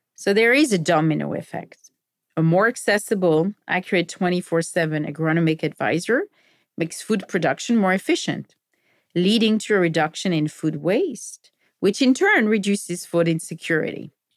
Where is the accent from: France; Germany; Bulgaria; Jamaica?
France; moved away as an adult; now in United States; Growing up in France